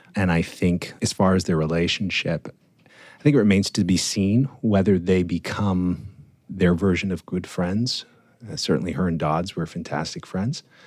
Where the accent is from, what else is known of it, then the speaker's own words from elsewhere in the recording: Toronto, Ontario, Canada; being Torontonian, Canadian, growing up in Canada, in the suburbs of Toronto.